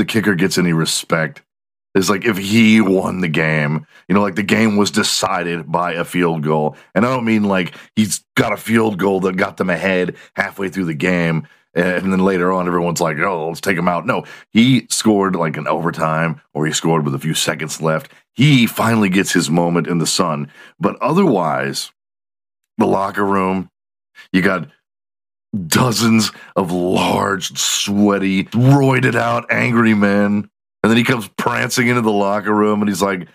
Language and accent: English; Houston, Texas, United States; Houston, my hometown